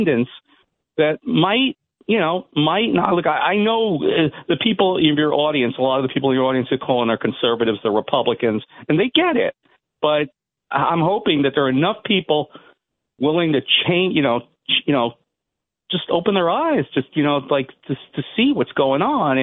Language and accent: English; New York City, New York, United States; also born or lived in Manhattan; I'm a New Yorker. I'm born here. I'm born in Manhattan, raised in Brooklyn